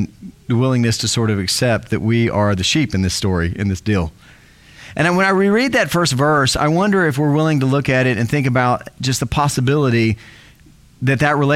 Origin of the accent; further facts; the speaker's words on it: South Texas, United States; I grew up in South Texas on a ranch and I raised sheep.